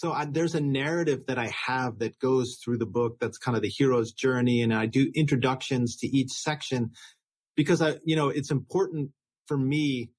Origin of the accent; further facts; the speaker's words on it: New York, United States; So I grew up in New York. I went to Brown University.